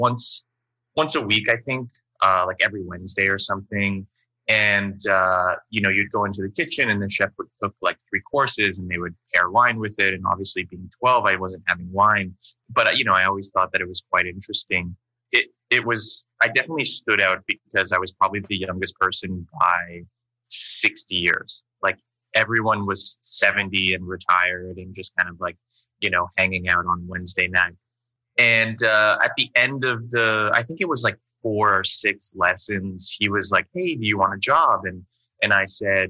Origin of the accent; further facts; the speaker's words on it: Windsor, Ontario, Canada; moved away; also born or lived in United States / San Francisco / New York; I grew up in Windsor and there was a really big sort of Chinese, Vietnamese, Japanese community there